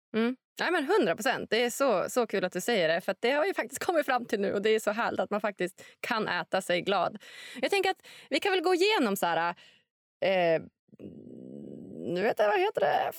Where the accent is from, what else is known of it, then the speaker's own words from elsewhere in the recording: Sweden; om jag som svensk